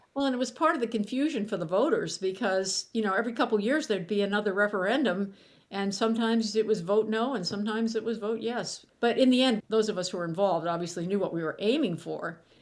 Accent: Pittsburgh, Pennsylvania, United States; moved away; my hometown of Pittsburgh

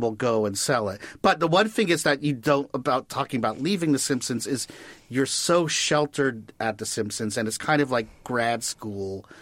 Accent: Washington, District of Columbia, United States; moved away; I grew up in Washington, D C

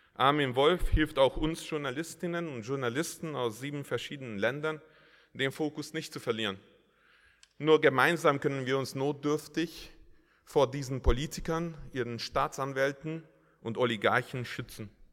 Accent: Hungary; Als Ungar

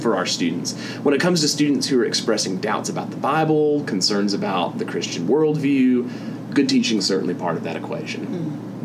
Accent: the American South, United States; I'm from the American South

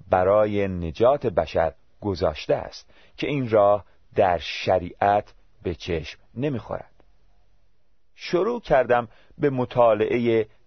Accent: Tehran, Tehran Province, Iran; born there; من در یک خانواده مسلمان و در یکی از محلات شلوغ و قدیمی در تهران به دنیا آمدم

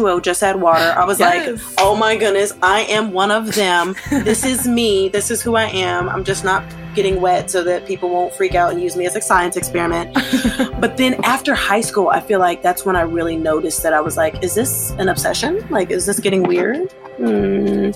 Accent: Troutman, North Carolina, United States; I grew up in Troutman, North Carolina

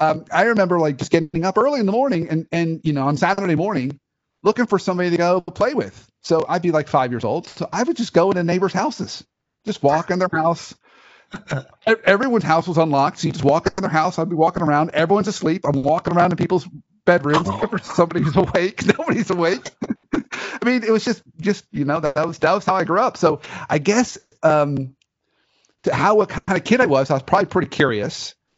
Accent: Dayton, Ohio, United States; born there; Oh my gosh. So I was born in Dayton, Ohio.

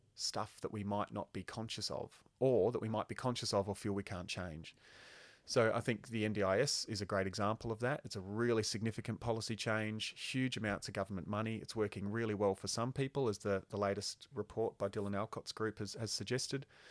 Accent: Queensland, Australia; I grew up in Queensland

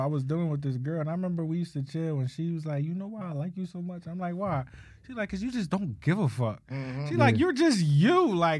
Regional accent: Philadelphia, Pennsylvania, United States; my family, my mom is from Ohio, my dad is from Memphis. Mm-hmm. My dad was in the Navy, he landed here, they had me, and they stayed here. Mm-hmm. So I'm technically not from Philly, but I am

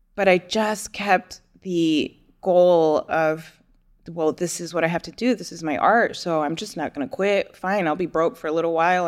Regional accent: New Jersey, United States; now in Houston, United States; I was born and raised in New Jersey

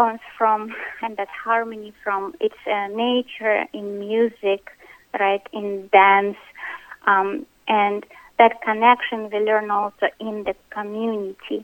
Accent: Russia; moved away; I was born in Russia

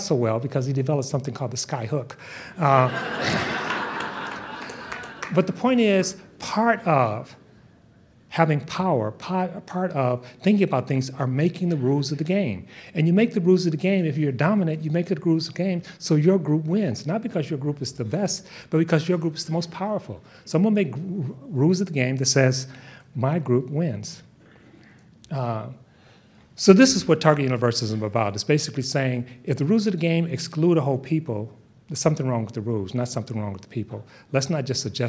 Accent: Bay Area, California, United States; I'm from the Bay Area

